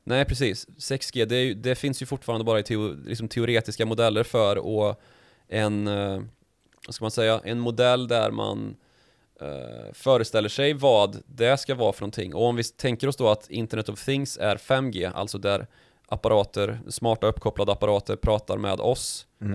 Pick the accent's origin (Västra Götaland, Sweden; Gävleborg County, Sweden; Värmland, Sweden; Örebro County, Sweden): Värmland, Sweden; när jag var liten och i, Nej, i Östergötland, Nej, Värmland